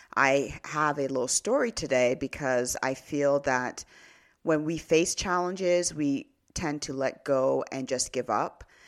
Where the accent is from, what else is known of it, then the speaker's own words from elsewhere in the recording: Canada; also born or lived in Nigeria (ancestry); I was born in Canada